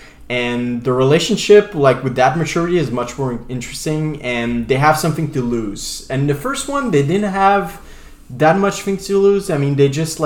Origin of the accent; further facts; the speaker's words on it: Canada; accent: French-Acadian; I'm French-Canadian